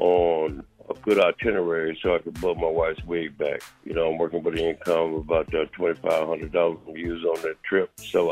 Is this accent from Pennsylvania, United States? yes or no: no; Detroit, Michigan, United States; I'm from Detroit